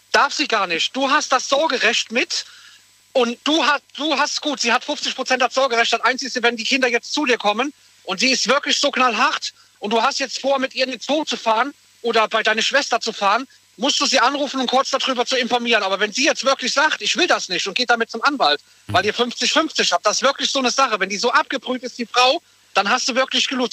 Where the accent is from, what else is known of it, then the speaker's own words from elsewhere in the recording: Koblenz, Rhineland-Palatinate, Germany; wir kommen alle aus Koblenz